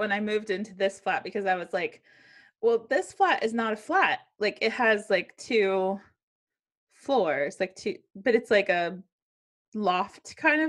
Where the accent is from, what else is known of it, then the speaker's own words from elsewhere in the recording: United States; moved away; as an American who came here